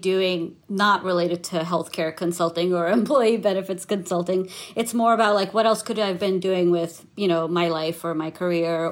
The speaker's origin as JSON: {"language": "English", "region": "New York", "country": "United States", "tie": "born or raised there", "also_born_or_lived": "India", "said": "I was born in India, and I moved to New York with my family when I was 2 years old"}